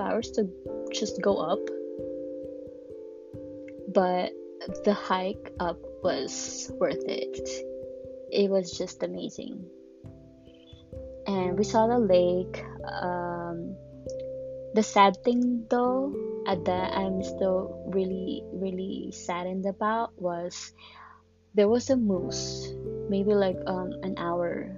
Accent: Miami, Florida, United States; I grew up here in Miami, where not a lot of people are very friendly

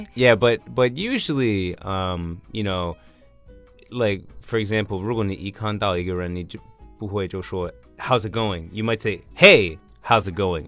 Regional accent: Washington, District of Columbia, United States; my hometown DC

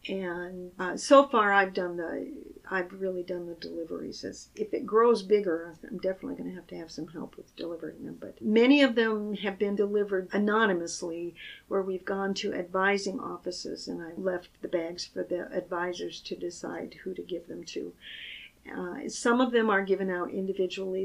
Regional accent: Michigan, United States; I grew up in the Midwest, a little town in Michigan

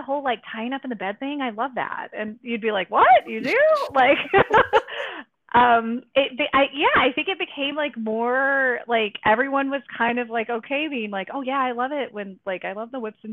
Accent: North Carolina, United States; moved away; I grew up in the South I grew up in North Carolina, which is like in this like Bible Belt town

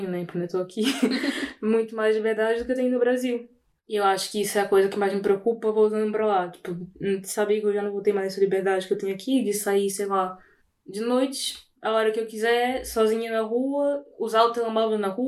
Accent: Portugal; now in Brazil; primeiro sendo português, é totalmente diferente. Eu falo ia.

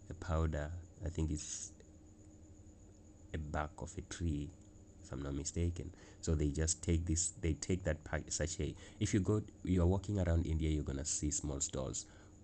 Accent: South Africa; as a South African in South Africa

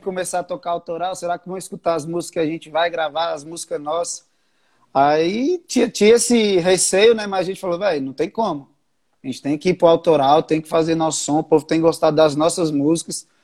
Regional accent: Brasília, Federal District, Brazil; Eu nasci aqui em Brasília mesmo. Só tipo, os tios, avós, os pais são do Rio.

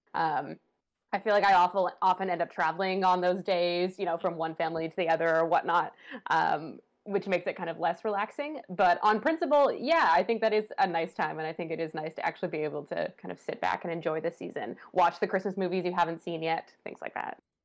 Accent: Ottawa, Ontario, Canada; growing up in Ottawa

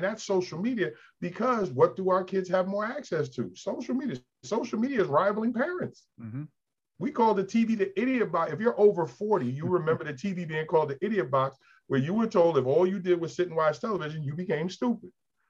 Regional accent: New York, United States; now in Delaware, United States; I grew up in New York, bowled in New York. Now I'm down here in Delaware.

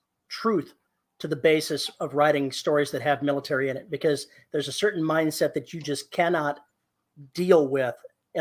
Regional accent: United States; as an American

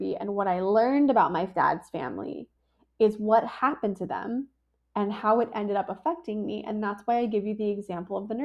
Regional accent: San Diego, California, United States; I was born in La Jolla, California, in a cute little hospital

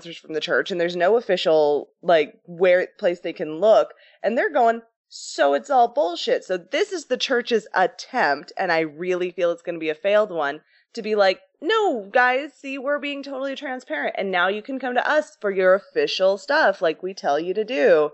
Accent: Sandy, Utah, United States; I'm from Sandy.

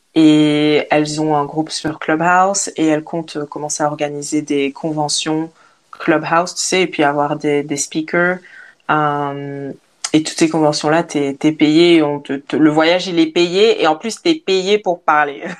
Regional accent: Liège, Wallonia, Belgium; moved away as an adult; also born or lived in Africa / Portugal / Australia; now in Spain; je suis née en Afrique, mais j'ai vécu en Belgique et puis maintenant je voyage

